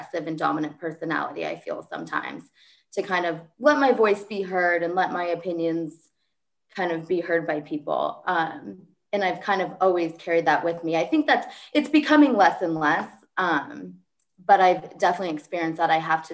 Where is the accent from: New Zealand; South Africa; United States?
United States; Fresno, California; moved away as an adult; also born or lived in Clemson, South Carolina; I grew up in Fresno, so I had never been away from home.